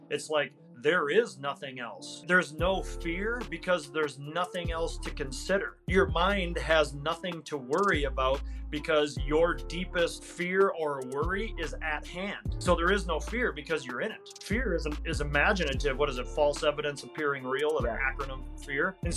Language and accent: English; Wisconsin, United States; Wisconsin, Northwest Wisconsin.